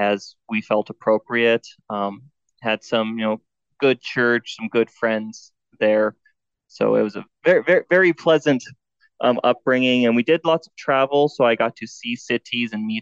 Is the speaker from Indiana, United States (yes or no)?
no; South Dakota, United States; moved away as an adult; also born or lived in Nevada; I grew up in the country in South Dakota where I was homeschooled by my mom until I went off to college